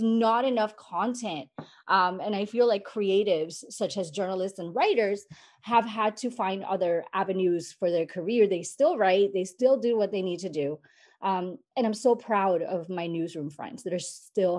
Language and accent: English; San Juan, Puerto Rico; I grew up in Puerto Rico, San Juan, Puerto Rico